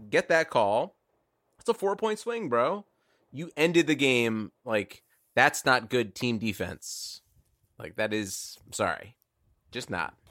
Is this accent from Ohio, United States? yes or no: yes; Cleveland, Ohio, United States; I'm just from the wrong side of Cleveland